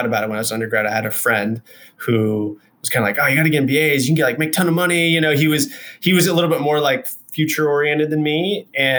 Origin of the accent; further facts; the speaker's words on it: Houston, Texas, United States; moved away as an adult; also born or lived in Austin, Texas / Utah / Southern California / Denver; I grew up in Texas. We moved from Houston to Austin when I was like 14.